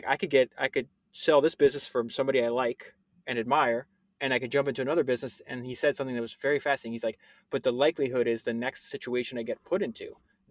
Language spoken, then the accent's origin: English; Florida, United States; I grew up in Florida